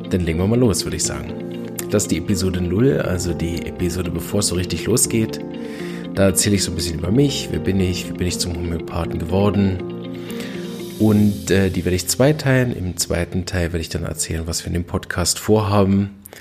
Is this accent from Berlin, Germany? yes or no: yes; Berlin, Germany; Ich bin aufgewachsen in Berlin und war als kleines Kind schon relativ früh ziemlich krank.